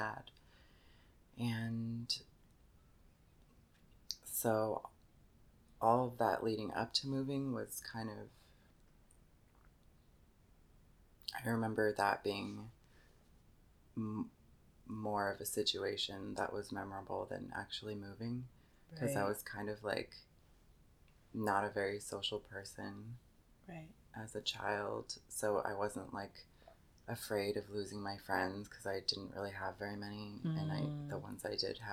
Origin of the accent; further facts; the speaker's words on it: Pearland, Texas, United States; also born or lived in San Jose, California; I was born in San Jose, California. And I moved to Pearland, Texas when I was young. And I grew up in Pearland, Texas